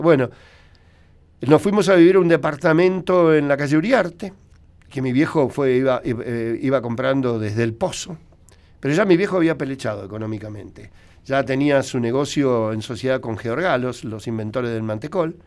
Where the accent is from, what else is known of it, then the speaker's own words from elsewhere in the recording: Buenos Aires, Argentina; yo nací en, Cabildo y Zavala a la vuelta.